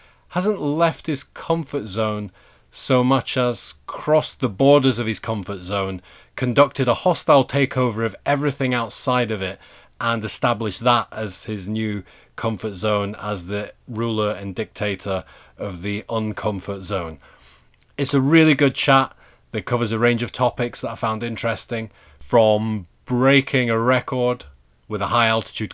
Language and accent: English; Yorkshire and the Humber, United Kingdom; I grew up in Yorkshire